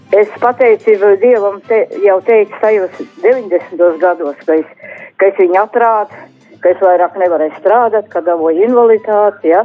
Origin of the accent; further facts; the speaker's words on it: Ventspils, Kurzeme, Latvia; es esmu Ventspilnieks